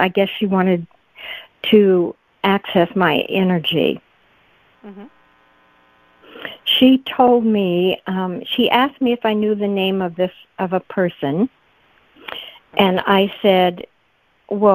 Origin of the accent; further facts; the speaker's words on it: Midwest, United States; moved away; where I grew up in the Midwest